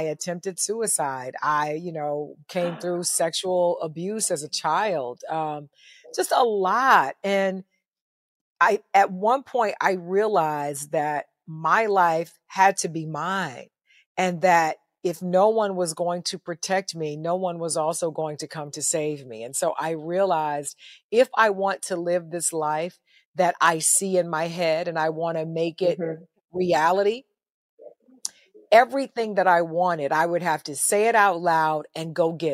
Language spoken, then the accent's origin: English; Ottawa, Tennessee, United States; I grew up in a small town called Ottawa, Tennessee, on a farm, a working farm